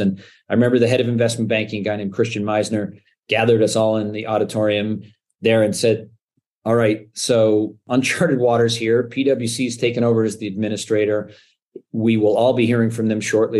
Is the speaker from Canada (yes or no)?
yes; Canada; moved away as an adult; also born or lived in New York, United States; I'm Canadian, born and raised